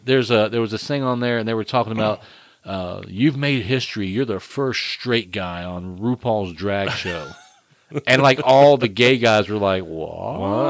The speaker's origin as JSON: {"language": "English", "region": "Florida", "country": "United States", "said": "I'm from Florida."}